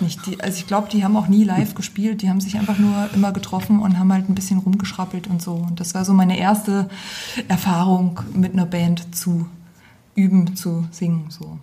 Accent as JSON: {"language": "German", "town": "Geisa", "region": "Thuringia", "country": "Germany", "also_born_or_lived": "Aschaffenburg / Gießen", "moved": "yes", "lives_now": "Fulda, Germany", "said": "Ich komme ursprünglich aus Geisa, aus Wiesenfeld."}